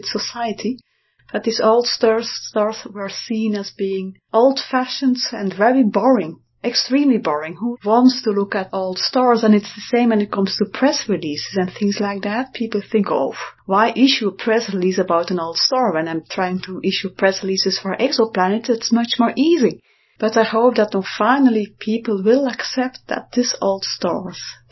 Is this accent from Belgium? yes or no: yes; Belgium; I'm from Belgium